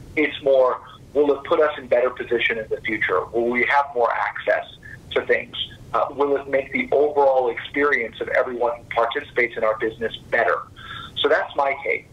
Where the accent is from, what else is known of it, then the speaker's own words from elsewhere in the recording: Fort Worth, Texas, United States; I was born and raised in Fort Worth, Texas